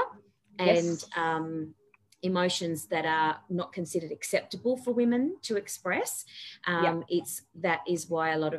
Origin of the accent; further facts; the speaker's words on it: Tasmania, Australia; I grew up in Tassie